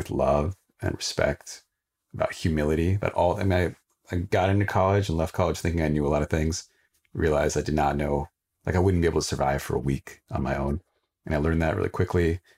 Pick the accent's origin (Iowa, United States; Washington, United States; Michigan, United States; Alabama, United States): Washington, United States; Sequim; So I grew up in Squim, Washington, rural Washington state. I was one of the only people of color. And so I didn't really relate to being Indian.